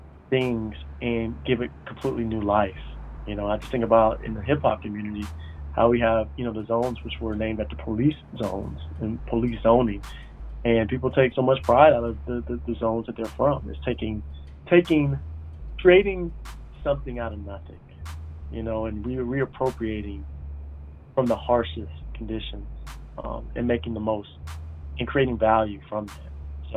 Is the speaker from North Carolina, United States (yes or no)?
no; Atlanta, Georgia, United States; also born or lived in Decatur; And I again saw the beginnings of what would become Atlanta that I grew up in.